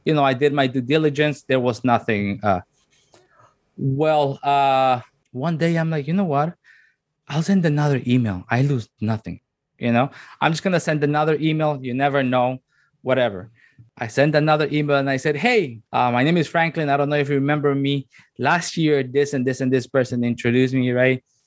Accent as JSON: {"language": "English", "town": "La Ceiba", "region": "Atlántida", "country": "Honduras", "tie": "born or raised there", "also_born_or_lived": "Tegucigalpa, Honduras", "moved": "yes", "lives_now": "Canada", "said": "once my mom graduated, then I moved to La Ceiba"}